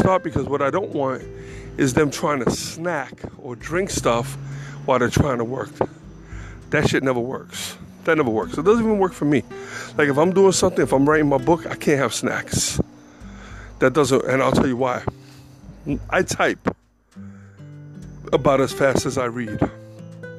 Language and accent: English; New York City, New York, United States; moved away; I'm from the Bronx